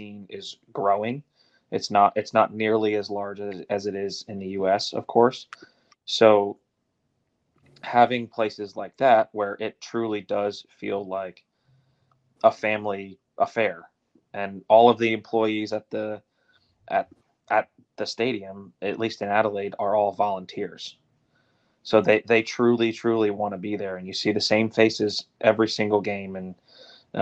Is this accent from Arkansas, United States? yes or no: no; Philadelphia, Pennsylvania, United States; I was raised right in Philly